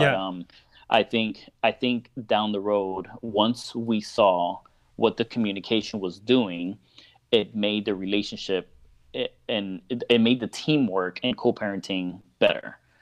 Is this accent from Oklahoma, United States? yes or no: no; Miami, Florida, United States; moved away as an adult; now in Orlando, United States; I'm originally from Miami, um, and I've actually moved to Orlando about four or five years ago. Um, but Miami is my home